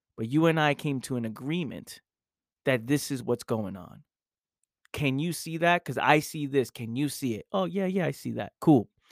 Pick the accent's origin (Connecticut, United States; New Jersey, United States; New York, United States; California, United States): New York, United States; New York City; I grew up in the Bronx, New York